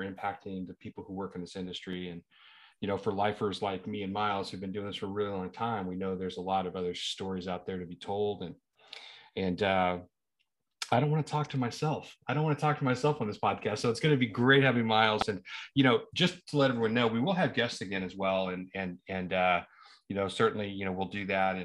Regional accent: Springfield, Missouri, United States; moved away; I grew up in Springfield, kind of Republic area

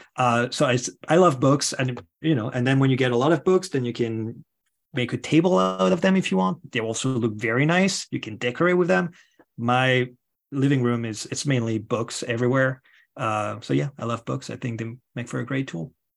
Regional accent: France; moved away; if you hear an accent, it is because I am originally from France.

